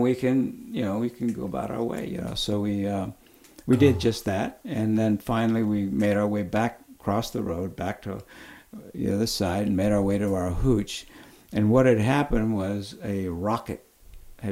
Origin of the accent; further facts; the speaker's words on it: Oxnard, California, United States; I grew up in Oxnard, California. I'd gone to grammar school and high school in the same place.